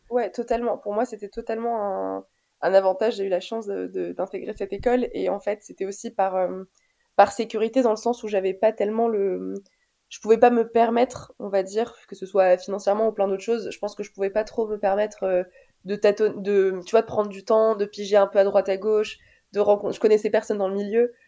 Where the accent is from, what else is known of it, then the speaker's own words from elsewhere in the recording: Paris, Île-de-France, France; also born or lived in Alfortville; je suis née en France en 97, à Alfortville, pour être très précise, dans le 94.